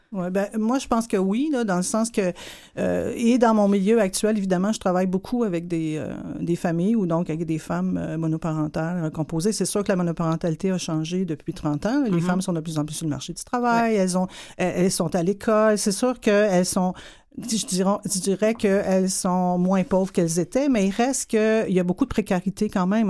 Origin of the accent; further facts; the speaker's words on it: Montreal, Quebec, Canada; je viens d'une famille de sept enfants. Euh, dans le quartier ouvrier de Hochelaga-Maisonneuve.